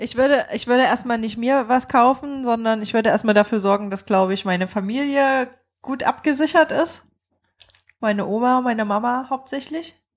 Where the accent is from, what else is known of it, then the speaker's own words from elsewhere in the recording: Thuringia, Germany; accent: East German; now in Berlin, Germany; uns Ostdeutschen